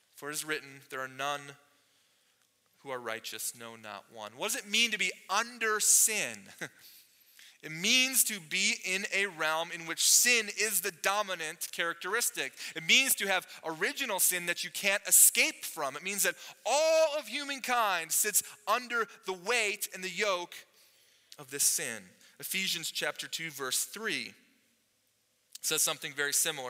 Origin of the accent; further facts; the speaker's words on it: United States; I grew up in America